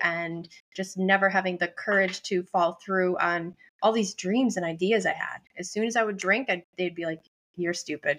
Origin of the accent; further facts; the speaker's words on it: Buffalo, New York, United States; moved away as an adult; now in Boston, United States; I live in Boston for twenty years, but I'm not originally, I'm from Buffalo, New York